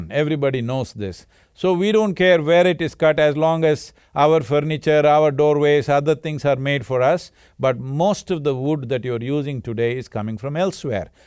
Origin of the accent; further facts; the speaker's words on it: Karnataka, India; Cauvery because I grew up around Cauvery.